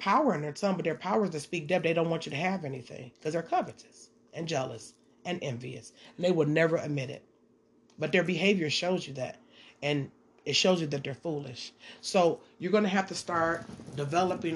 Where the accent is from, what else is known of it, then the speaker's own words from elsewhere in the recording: Detroit, Michigan, United States; I'm from Detroit